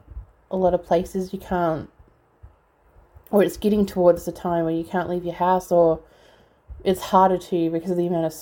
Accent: Australia; also born or lived in Melbourne; being Australian, being in Melbourne

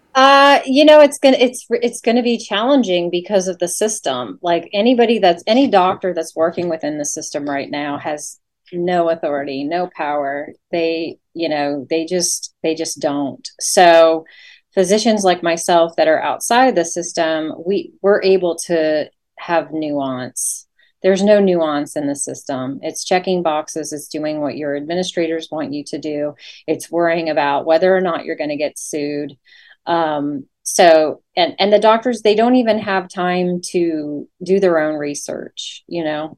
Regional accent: Leesburg, Virginia, United States; moved away as an adult; also born or lived in Norfolk, Virginia / La Grange, Kentucky; now in Oldham County, Kentucky, United States; originally I'm from Virginia. I grew up in Loudoun County, Virginia, and um, Leesburg

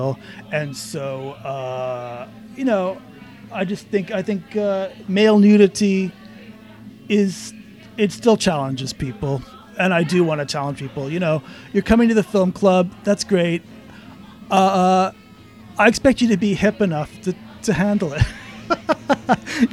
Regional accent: Canada; moved away; I'm Canadian, and I grew up watching SCTV.

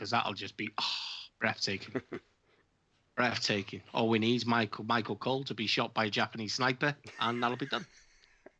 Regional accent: United Kingdom; as a British man

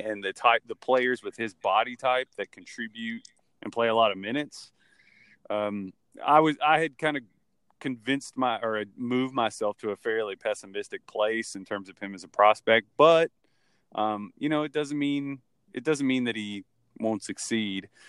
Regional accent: Kentucky, United States; growing up in college, college basketball country, basically, 'cause I'm from Kentucky and I live in Louisville

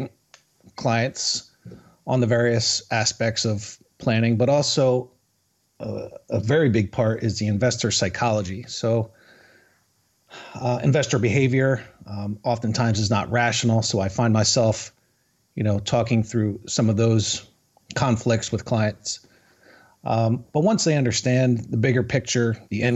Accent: New Jersey, United States; also born or lived in Florida; now in Charlotte, United States; we're both initially from Jersey

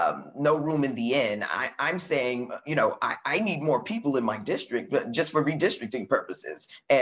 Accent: Brooklyn, New York, United States; I'm from Brooklyn, New York. We have a diaspora that can absorb a significant number of these migrants.

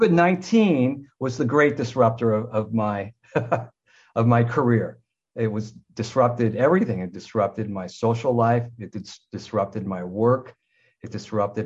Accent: United States; moved away as an adult; also born or lived in Southern Ontario, Canada; now in Ontario, Canada; I'm an American, but I live in Canada. I came to Canada in 1976 after the Vietnam War

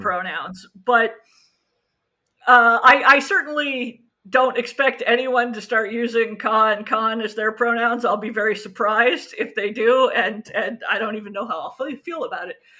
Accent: United States; Being an American myself

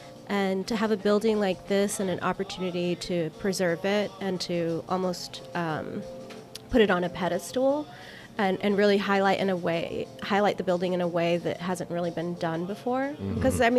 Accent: El Paso, Texas, United States; now in Houston, United States; I'm originally from El Paso, and you definitely get the sense of appreciation for history in a city like El Paso.

